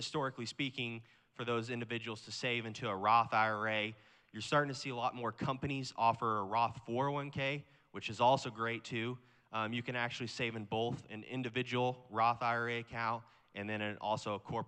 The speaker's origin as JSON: {"language": "English", "town": "Kansas City", "region": "Missouri", "country": "United States", "tie": "born or raised there", "said": "I'm from Kansas City, Missouri"}